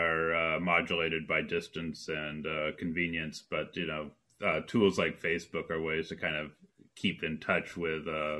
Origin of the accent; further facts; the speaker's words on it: Colorado, United States; also born or lived in Oklahoma City / Durango / Casper / Calgary; So I was born in Oklahoma City, and we moved into Durango, Colorado, to Casper, Wyoming, to Calgary, Alberta, to Dallas, Texas.